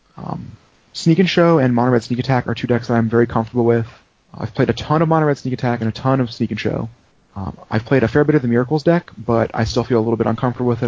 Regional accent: Colorado, United States; also born or lived in Denver, Colorado; now in Northern Virginia, United States; from Colorado for 17 years, but now I'm in Northern Virginia, D.C. area.

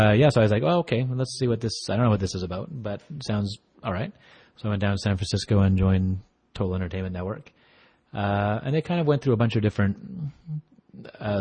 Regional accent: Alberta, Canada; I'm from Alberta, Canada

